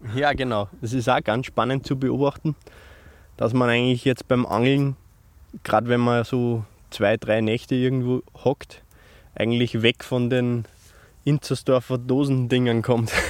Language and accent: German; Upper Austria, Austria; bei uns in Österreich